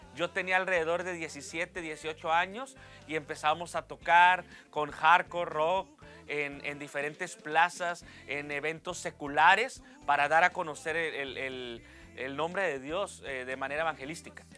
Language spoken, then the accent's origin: Spanish; Reynosa, Tamaulipas, Mexico; also born or lived in Nuevo Laredo, Tamaulipas; nace de una ciudad que muy pocos conocen, que se llama Nuevo Laredo, Tamaulipas, pero a los tres años llegué a lo que es la ciudad de Reynosa